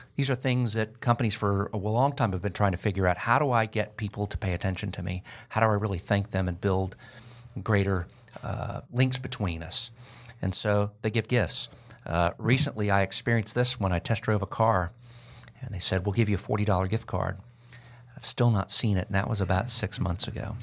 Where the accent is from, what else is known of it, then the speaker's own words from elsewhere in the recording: Florida, United States; now in Georgia, United States; I'm from Florida, so I've been in Georgia for thirty years